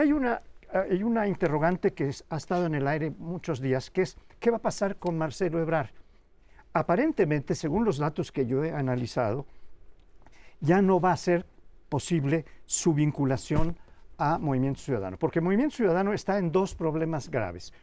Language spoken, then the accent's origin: Spanish; Yucatán, Mexico; moved away; en el estado donde yo nací, Yucatán